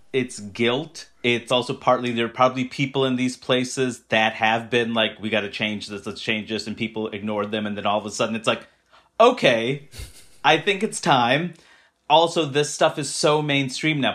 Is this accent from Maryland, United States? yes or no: no; New York City, New York, United States; I grew up in Queens, New York